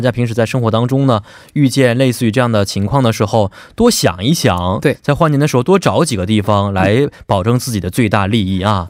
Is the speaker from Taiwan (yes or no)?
no; China; now in South Korea; 他们知道我是中国人